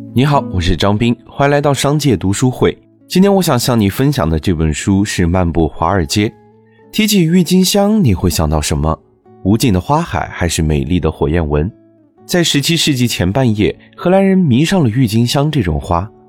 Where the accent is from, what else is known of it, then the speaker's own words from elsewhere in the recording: China; 我们中国人